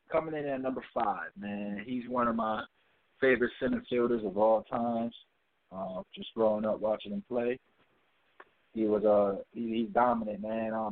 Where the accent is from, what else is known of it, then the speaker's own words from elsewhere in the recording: Connecticut, United States; my hometown, Connecticut